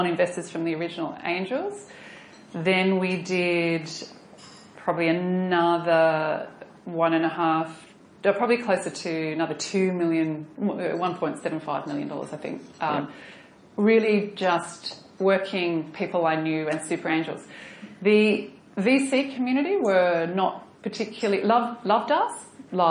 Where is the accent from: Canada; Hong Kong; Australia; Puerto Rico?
Australia; accent: Australian; also born or lived in New York